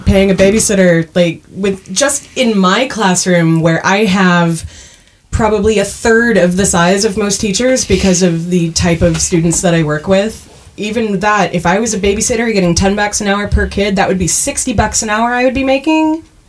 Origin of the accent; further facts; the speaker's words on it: Canada; accent: Canadian; My Canadian accent did sneak out a lot when we were talking about Letterkenny earlier.